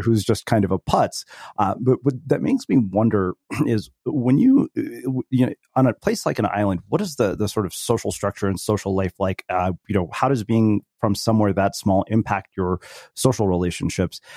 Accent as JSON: {"language": "English", "country": "United States", "tie": "born or raised there", "said": "having been born and brought up in the United States"}